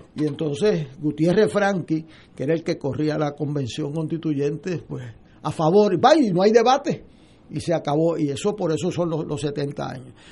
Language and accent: Spanish; Puerto Rico; como puertorriqueño